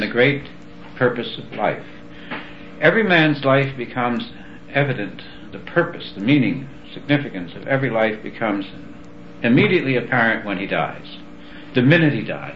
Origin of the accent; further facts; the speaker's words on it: New York, United States; I was raised in New York